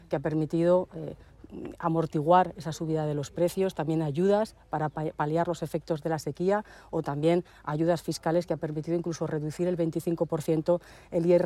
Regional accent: La Almunia de Doña Godina, Aragon, Spain; born or raised there

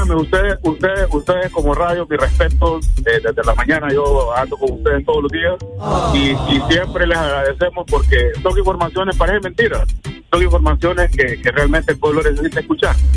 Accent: Honduras; Entonces necesitamos como hondureños que queremos a nuestra patria, a nuestro pueblo, cambiar esa mentalidad.

